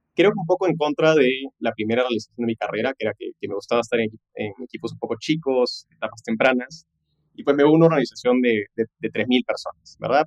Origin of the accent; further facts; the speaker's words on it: Peru; also born or lived in Los Angeles, United States; yo nací en Los Ángeles, de hecho mis papás se fueron en una de las crisis más fuertes que tuvo Perú, por estudios, por trabajo, me tuvieron a mi hermana y a mí